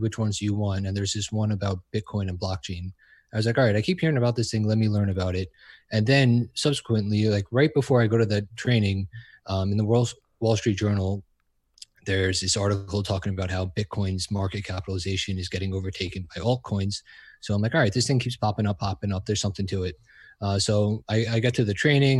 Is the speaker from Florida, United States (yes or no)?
no; New York, United States; I'm from New York